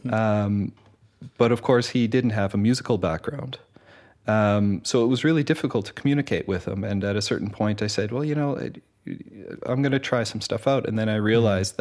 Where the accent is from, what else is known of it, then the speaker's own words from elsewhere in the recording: Canada; moved away as an adult; also born or lived in Winnipeg / Montreal; now in Netherlands; I come from Canada originally, studied music in uh, Winnipeg and in Montreal uh, before moving to Holland.